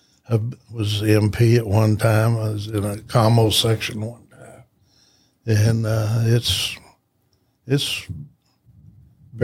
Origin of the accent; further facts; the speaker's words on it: Lampasas, Texas, United States; also born or lived in Austin, Texas; I was born, in Lampasas, Texas. It's about 70 miles north of here. And went through kindergarten